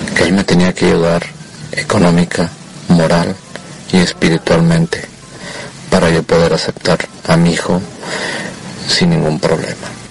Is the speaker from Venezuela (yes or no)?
no; Monterrey, Nuevo León, Mexico; yo soy de Monterrey, Nuevo León